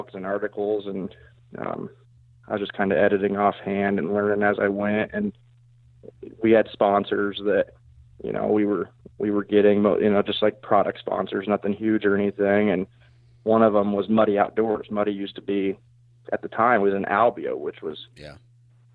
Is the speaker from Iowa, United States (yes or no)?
yes; South Central Iowa, United States; I'm from South Central Iowa. I actually live just outside of Knoxville